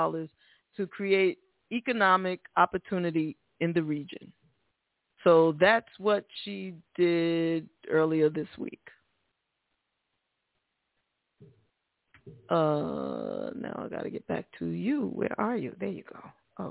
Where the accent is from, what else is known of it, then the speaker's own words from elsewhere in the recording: New York City, New York, United States; moved away; I'm from the Bronx originally, and that's the home of rap, of hip-hop